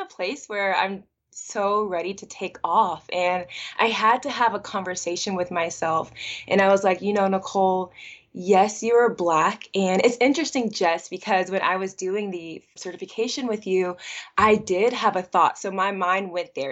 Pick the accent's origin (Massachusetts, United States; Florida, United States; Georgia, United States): Georgia, United States; Atlanta; I was actually born and raised in Atlanta, Georgia